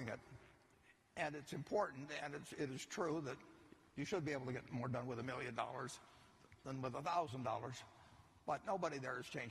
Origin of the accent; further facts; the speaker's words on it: United States; the day I was born in the United States.